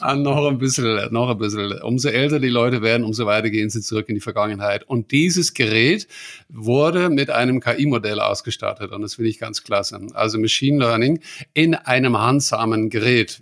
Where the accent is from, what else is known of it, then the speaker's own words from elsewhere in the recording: Netherlands; German is a second language; ich als Holländer